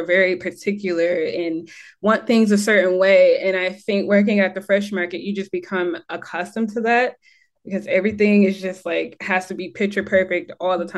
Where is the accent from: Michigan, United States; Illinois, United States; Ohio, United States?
Michigan, United States; accent: American; moved away as an adult; also born or lived in North Carolina; now in Bermuda; I'm from Michigan